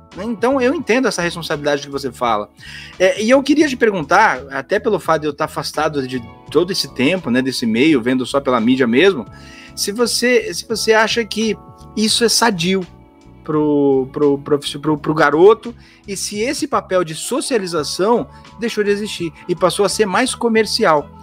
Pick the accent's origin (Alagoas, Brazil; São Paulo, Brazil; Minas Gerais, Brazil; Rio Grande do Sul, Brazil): São Paulo, Brazil; Santos; Eu sou de Santos